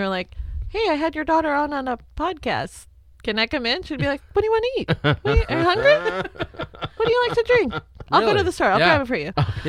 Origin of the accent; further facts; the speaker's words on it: Philippines; now in United States; I think it stems from the fact that I'm Filipino.